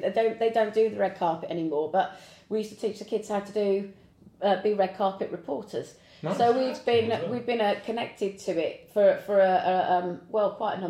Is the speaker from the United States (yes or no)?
no; Devon, South West England, United Kingdom; Where we grew up in Devon, we certainly didn't have that kind of opportunity.